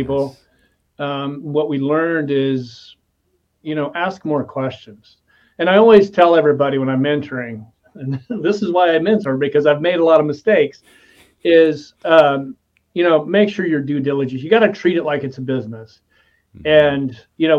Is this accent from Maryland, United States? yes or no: no; Nebraska, United States; I'm from Nebraska